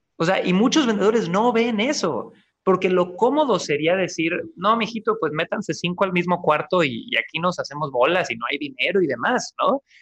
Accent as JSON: {"language": "Spanish", "town": "Cancún", "region": "Quintana Roo", "country": "Mexico", "tie": "born or raised there", "also_born_or_lived": "Santiago, Chile", "moved": "as an adult", "said": "Yo nací, chicos, en Cancún, Quintana Roo, México."}